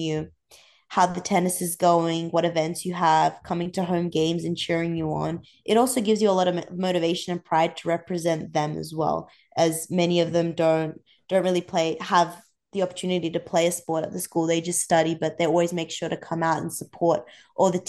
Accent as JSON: {"language": "English", "area": "Central Coast", "region": "New South Wales", "country": "Australia", "moved": "as an adult", "lives_now": "Georgia, United States", "said": "I'm from the Central Coast, very close to Sydney."}